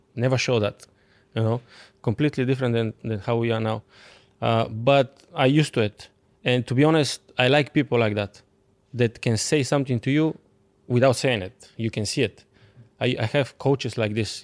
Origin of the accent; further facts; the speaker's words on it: Bulgaria; English is a second language; moved away as an adult; I'm coming from Bulgaria